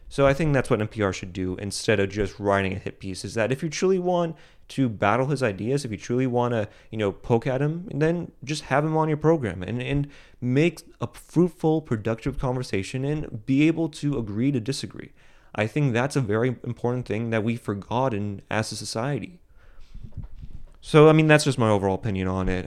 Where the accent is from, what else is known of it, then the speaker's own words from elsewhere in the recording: United States; as an American